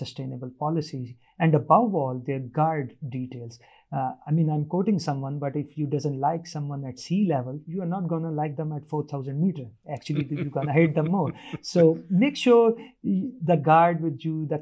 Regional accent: Pakistan

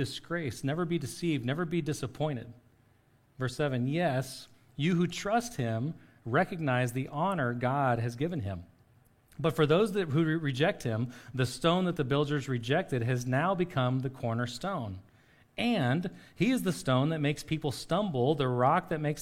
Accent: Oklahoma, United States; sometimes we're Oklahoman, sometimes we're American

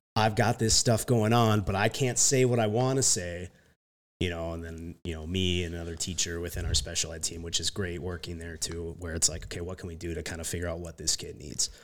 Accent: Jackson, Minnesota, United States; I, like, spent the last two years coaching back at Jackson, like, that's my hometown

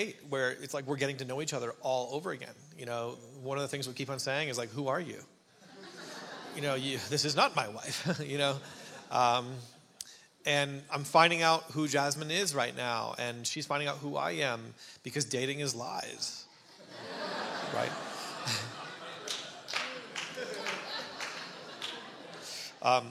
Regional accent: Canada; moved away; And I'm Canadian. My dad is a pastor. Yeah, exactly. And my dad is a pastor in Ontario on the East Coast.

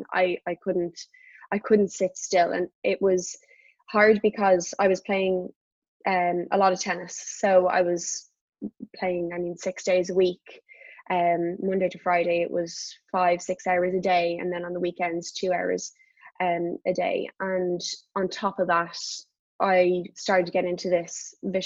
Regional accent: Dublin, Leinster, Ireland; moved away as an adult; also born or lived in United States; very near in South Dublin, very near where we live. And I would go up there whenever I was home from the States to train.

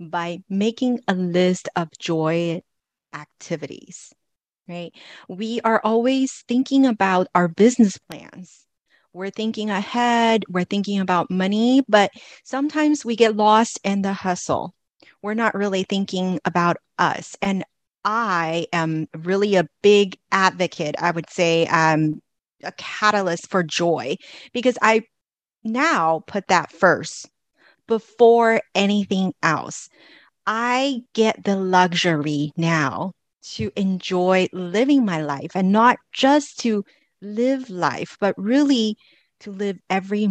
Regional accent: Los Angeles, California, United States; moved away; I am originally from Los Angeles

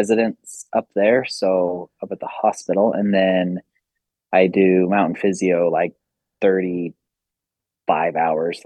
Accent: Salt Lake City, Utah, United States; I grew up in Salt Lake

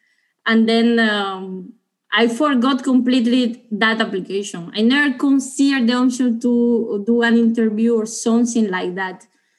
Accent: Cuba; English is a second language; now in Italy; So yes, I'm coming from Cuba. I was in Italy, so my project was in Italy.

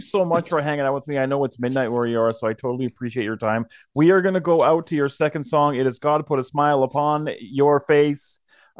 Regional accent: Canada; I'm obviously growing up in Canada.

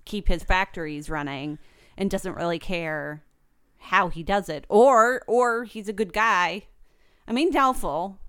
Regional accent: United States; I'm American

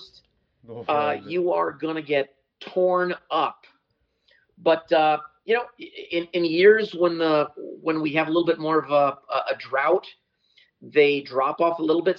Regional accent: New England, United States; moved away as an adult; also born or lived in Indiana, United States; now in South Florida, United States; I grew up in New England

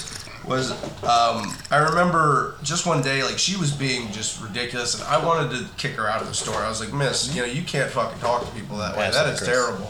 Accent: the South, United States; I grew up in the South

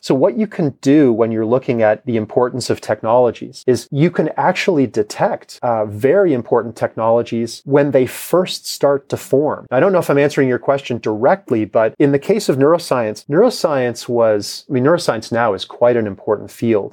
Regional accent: Toronto, Ontario, Canada; now in Kansas, United States; the block that I grew up on in Toronto

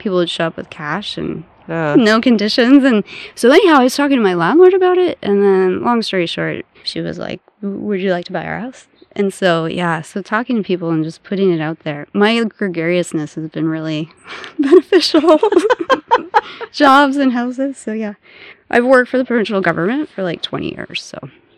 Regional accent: St. Louis, Missouri, United States; moved away as an adult; also born or lived in Ozarks / upstate New York; now in British Columbia, Canada; I was born and raised in St. Louis, Missouri

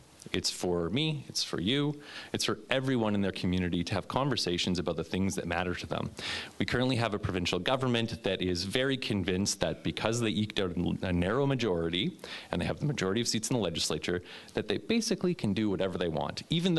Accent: Edmonton, Alberta, Canada; I'm from Edmonton

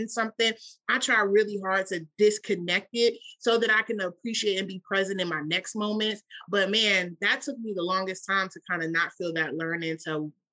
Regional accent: Washington, District of Columbia, United States; I grew up in Washington, D.C.

